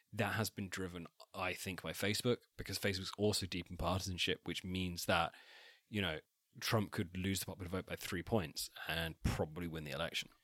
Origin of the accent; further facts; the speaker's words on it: Wiltshire, South West England, United Kingdom; I'm technically from Wessex, but only in the sense that I am from Wiltshire